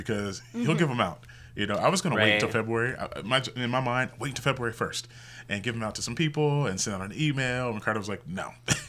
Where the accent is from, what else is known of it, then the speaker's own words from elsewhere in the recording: Midwest, United States; now in Las Vegas, United States; growing up in the Midwest, I really know it like meat and potatoes. And so coming to Las Vegas